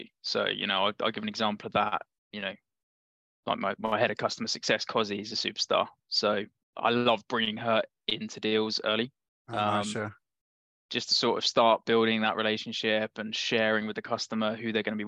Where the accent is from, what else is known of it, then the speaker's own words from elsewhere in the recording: London, United Kingdom; I'm from London